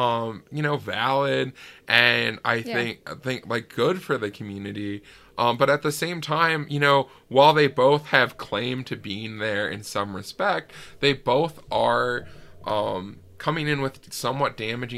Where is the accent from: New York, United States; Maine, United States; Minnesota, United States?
Minnesota, United States; Ely; moved away; this place that I grew up in Ely